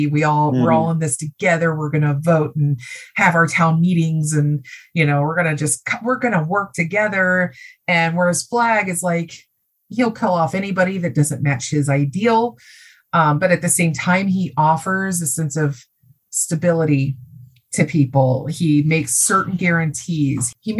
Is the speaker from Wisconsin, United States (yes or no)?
no; Ohio, United States; I'm from Ohio. We consider ourselves the heartland.